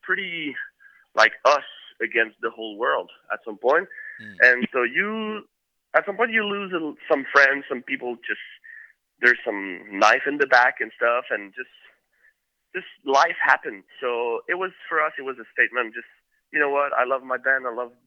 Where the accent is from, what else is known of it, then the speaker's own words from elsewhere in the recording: Quebec City, Quebec, Canada; we grew up in Quebec City, which was in Quebec, the province of Quebec